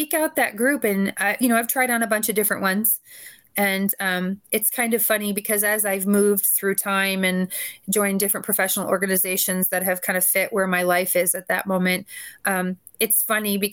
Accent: Chicago, Illinois, United States; I'm from the Chicagoland area

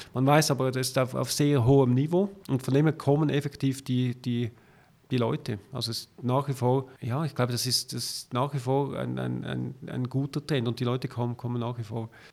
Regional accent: Zurich, Switzerland; als Zürcher

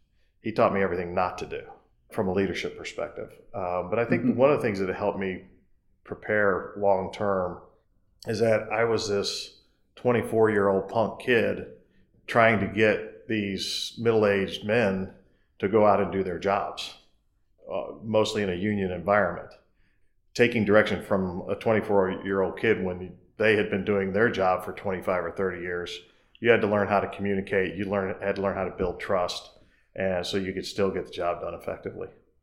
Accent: Arkansas, United States; also born or lived in Chicago, United States / Tennessee, United States; I call Arkansas home. Spent half my growing up years in the Chicago area, and then the second half in Arkansas and Tennessee, and then attended the university.

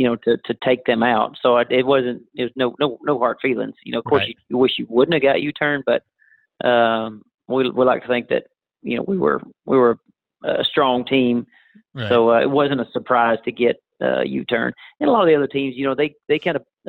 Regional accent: Tupelo, Oklahoma, United States; also born or lived in Durant, Oklahoma / Lane, Oklahoma; I was born in Durant, grew up there in Tupelo, and I live in Lane, Oklahoma right now

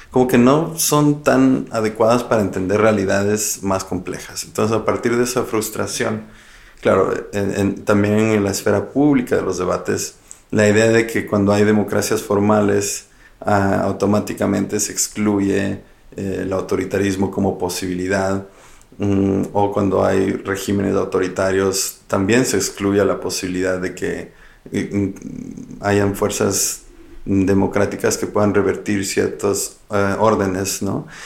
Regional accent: Ecuador; now in Freiburg, Germany; también yo trabajo en el mismo instituto que Alke, somos colegas de trabajo en la BI en Friburgo. Yo soy ecuatoriano, soy muy curioso por em, comprender Latinoamérica

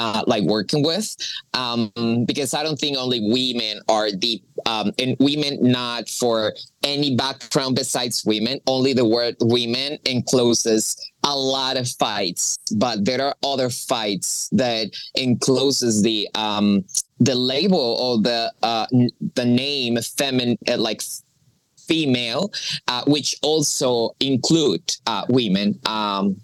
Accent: Pereira, Risaralda, Colombia; English is a second language; moved away as an adult; also born or lived in United States; I was born in Colombia. I was raised in Colombia

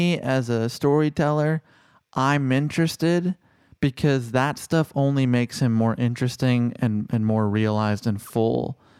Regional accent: Chicago, Illinois, United States; I'm from Chicago.

